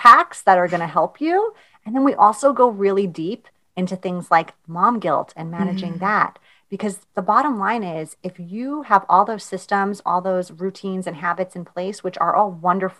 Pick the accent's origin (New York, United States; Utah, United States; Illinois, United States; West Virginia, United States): New York, United States; I'm from New York.